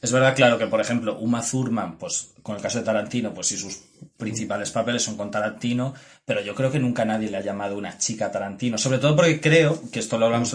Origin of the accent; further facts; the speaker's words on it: Mérida, Extremadura, Spain; yo soy de Extremadura, pero soy de Mérida